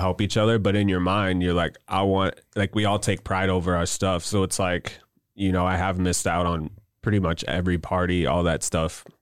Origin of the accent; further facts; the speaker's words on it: Wentzville, Missouri, United States; also born or lived in Cedar Rapids, Iowa; I moved here when I was four years old